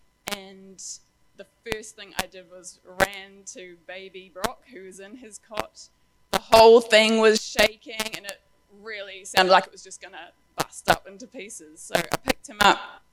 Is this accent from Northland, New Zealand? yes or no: no; Wellington, New Zealand; moved away as an adult; also born or lived in Christchurch; now in Auckland, New Zealand; growing up in Wellington